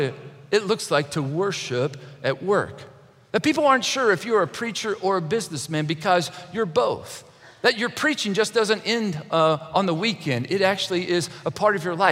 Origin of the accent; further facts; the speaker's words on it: Kentucky, United States; When I was a young boy, I grew up in Kentucky